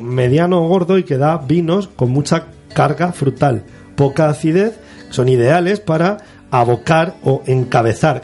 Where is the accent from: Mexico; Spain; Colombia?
Spain; Torre Pacheco, Region of Murcia; los que vivimos en esa zona, nosotros que estamos en el Jimenao, que somos de Torre Pacheco